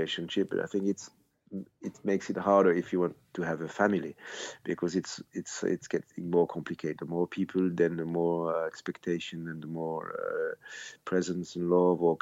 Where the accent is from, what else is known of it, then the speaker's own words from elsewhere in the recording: Switzerland; I grew up here in Switzerland where nobody believed in Swiss bands at the time